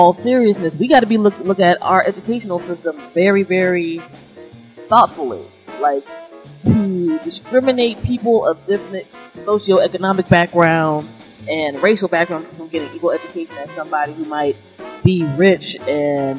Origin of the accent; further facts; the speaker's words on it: Prince George's County, Maryland, United States; I grew up in St. George's County in Maryland